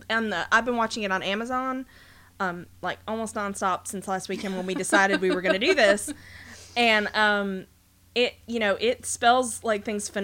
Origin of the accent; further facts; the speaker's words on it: United States; we're American